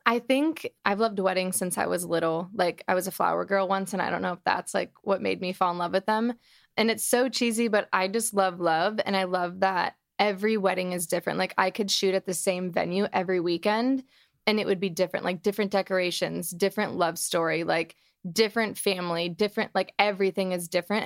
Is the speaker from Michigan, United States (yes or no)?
yes; Detroit, Michigan, United States; moved away as an adult; now in Los Angeles, United States; I am from Detroit, Michigan